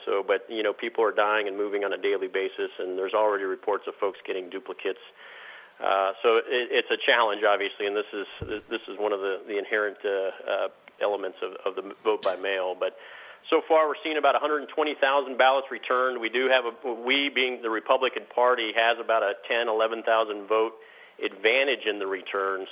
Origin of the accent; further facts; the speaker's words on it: Southern California, United States; Born and raised in Southern California